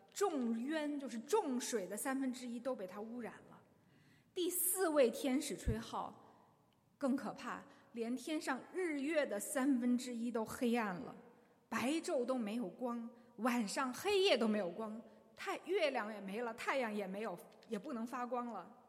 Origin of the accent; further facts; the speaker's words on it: China; 我们中国人